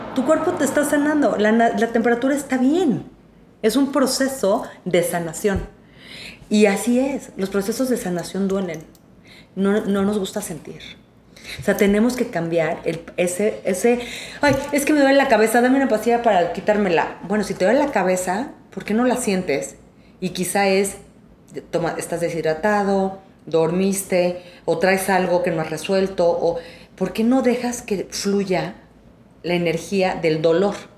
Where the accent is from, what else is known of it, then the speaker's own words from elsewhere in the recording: Mexico; Somos mexicanos y, este, no, de aquí somos, somos de esta tierra